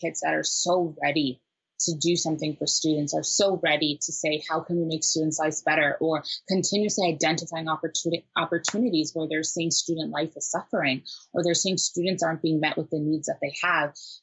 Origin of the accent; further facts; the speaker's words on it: Minnesota, United States; also born or lived in Nairobi, Kenya; Nairobi born, but Minnesota raised